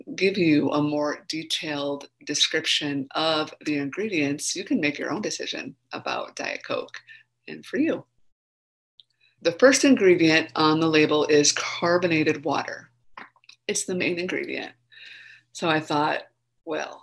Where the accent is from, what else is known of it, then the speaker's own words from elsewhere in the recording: Minnesota, United States; I grew up in Minnesota